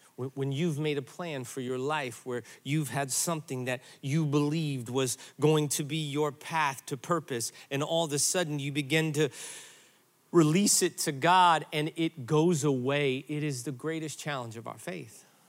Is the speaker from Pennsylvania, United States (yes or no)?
no; Granite City, Illinois, United States; moved away; I grew up in Granite City, Illinois